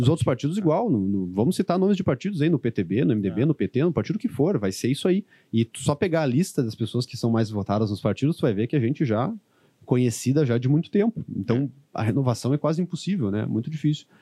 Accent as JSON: {"language": "Portuguese", "town": "Santa Maria", "region": "Rio Grande do Sul", "country": "Brazil", "said": "eu que sou de Santa Maria"}